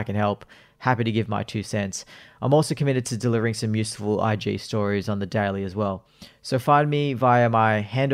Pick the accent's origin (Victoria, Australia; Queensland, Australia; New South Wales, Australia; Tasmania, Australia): New South Wales, Australia; Sydney; I am from Sydney